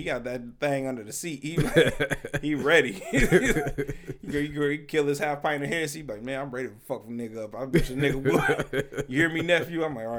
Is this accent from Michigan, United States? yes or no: yes; Detroit, Michigan, United States; I'm from the city. I'm from Detroit.